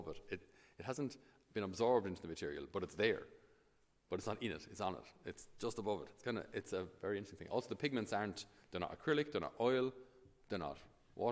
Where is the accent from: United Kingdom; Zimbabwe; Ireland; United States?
Ireland; us as Irish